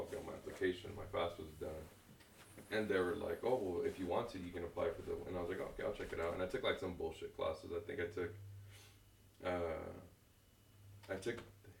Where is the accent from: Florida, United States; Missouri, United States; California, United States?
California, United States; Perris; also born or lived in Santa Ana, California; I've been here my whole life.